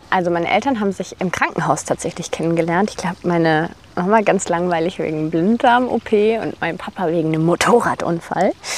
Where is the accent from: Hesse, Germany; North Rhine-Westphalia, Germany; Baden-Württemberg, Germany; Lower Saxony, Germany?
North Rhine-Westphalia, Germany; Bonn; moved away; also born or lived in Tanzania; ich komme aus Bonn, aus dem Rheinland